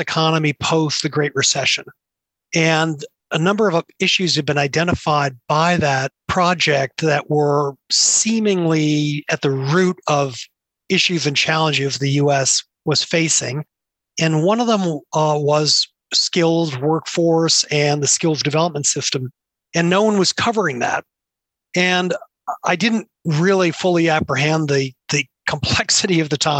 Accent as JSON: {"language": "English", "town": "Cambridge", "region": "Massachusetts", "country": "United States", "tie": "born or raised there", "said": "When I grew up around Harvard, and specifically Harvard Business School, where my father was tenured and then an associate dean"}